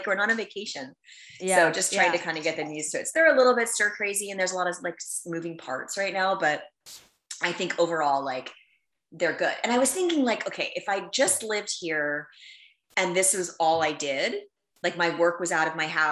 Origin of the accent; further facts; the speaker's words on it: New York, United States; moved away; I'm from New York